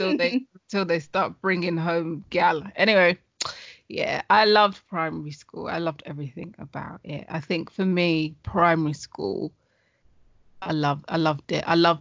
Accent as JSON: {"language": "English", "region": "London", "country": "United Kingdom", "tie": "born or raised there", "said": "I grew up in Hackney. I was born in Hackney."}